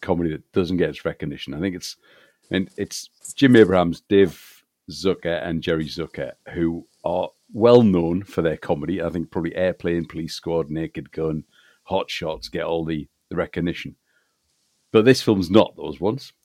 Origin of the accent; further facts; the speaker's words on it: United Kingdom; growing up as I did in this country